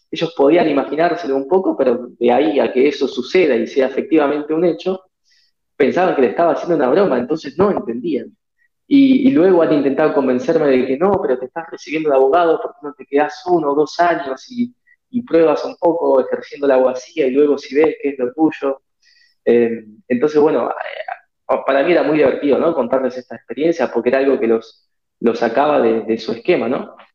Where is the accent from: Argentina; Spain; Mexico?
Argentina; Yo hacía atletismo antes en Argentina, en mi país, y un día estábamos entrenando